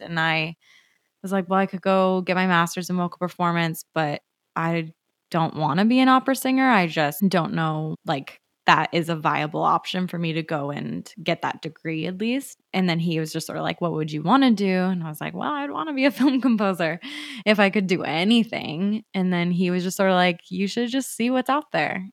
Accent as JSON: {"language": "English", "region": "Arizona", "country": "United States", "moved": "as an adult", "lives_now": "Los Angeles, United States", "said": "I'm from Arizona originally"}